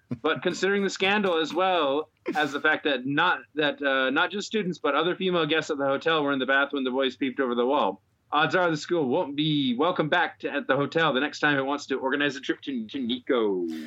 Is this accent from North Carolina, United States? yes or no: no; Chicago, Illinois, United States; now in Japan; I'm Chicago.